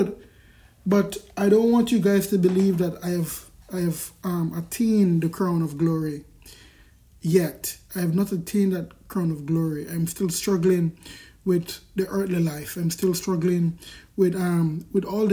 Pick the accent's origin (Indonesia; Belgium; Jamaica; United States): Jamaica; Kingston; I grew up in Kingston Central, Kingston in Jamaica.